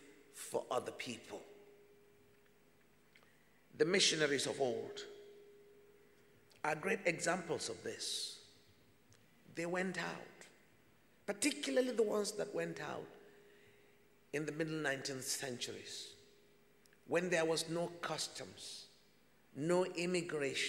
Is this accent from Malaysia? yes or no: no; Nigeria; as a Nigerian